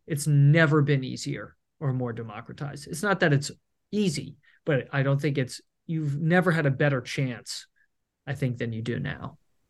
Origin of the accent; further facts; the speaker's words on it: New York, United States; now in Los Angeles, United States; Yeah, but I'll go back. Yeah. I'm from New York too, so I'll see.